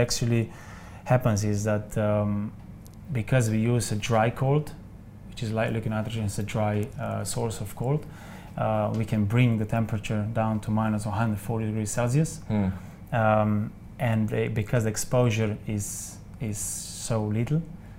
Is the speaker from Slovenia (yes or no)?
yes; Slovenia; moved away; I come from Slovenia